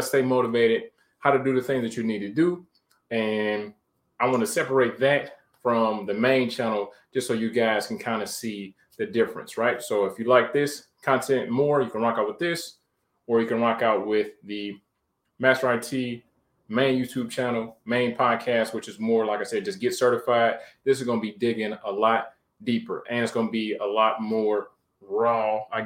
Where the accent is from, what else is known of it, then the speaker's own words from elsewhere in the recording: Detroit, Michigan, United States; moved away; from Detroit, Michigan, born and raised.